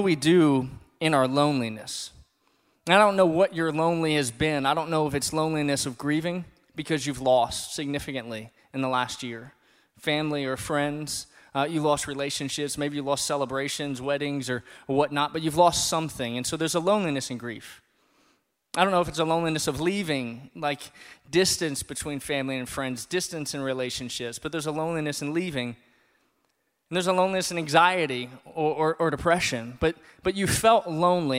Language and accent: English; South Louisiana, United States; now in Bloomington, United States; I'm from South Louisiana